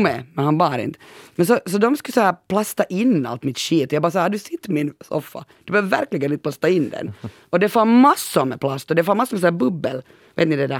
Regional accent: Pörtö, Uusimaa, Finland; jag kommer ju från Pörtö och halva Pörtö, under min uppväxt var det ju militärområde

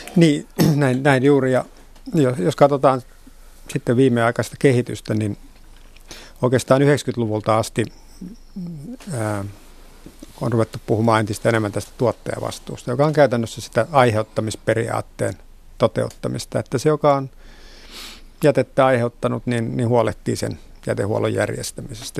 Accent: Vantaa, Uusimaa, Finland; Vantaan kotiseutuni

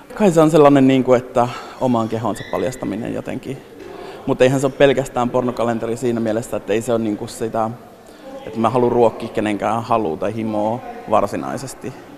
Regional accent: northern Finland, Finland; moved away; mä pohjoisesta kotoisin

